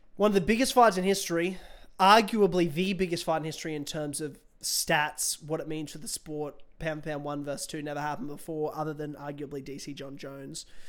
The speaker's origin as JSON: {"language": "English", "country": "Australia", "said": "I'm an Aussie"}